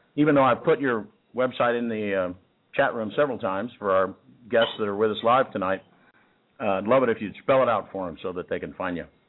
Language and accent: English; Texas, United States; also born or lived in Kansas; I was born in Kansas, but you know, after about three years old, I wasn't in Kansas anymore, and was mostly in Texas